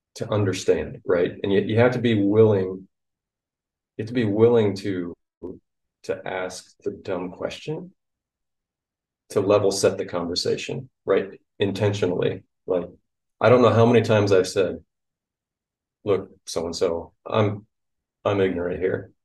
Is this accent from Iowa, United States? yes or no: yes; Iowa, United States; Hard Iowa Cooperative, which is my hometown co-op